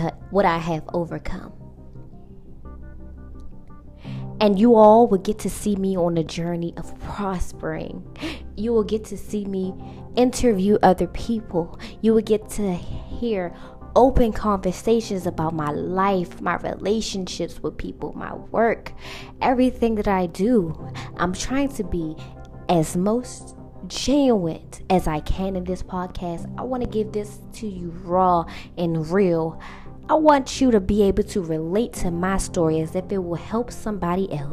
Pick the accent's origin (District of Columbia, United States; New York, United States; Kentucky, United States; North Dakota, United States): District of Columbia, United States; Washington; I'm from Washington, D.C.